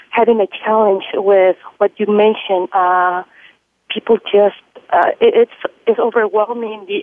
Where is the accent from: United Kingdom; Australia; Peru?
Peru; I was born in South America, Peru.